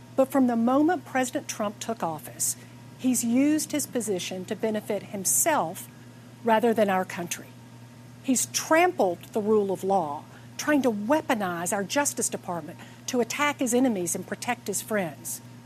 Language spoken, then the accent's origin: English; Atlanta, Georgia, United States; I'm here in my hometown of Atlanta